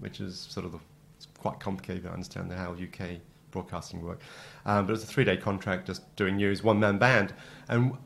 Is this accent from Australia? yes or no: yes; Canberra, Australian Capital Territory, Australia; moved away as an adult; also born or lived in Wagga Wagga; now in United Kingdom; that's where I grew up in Canberra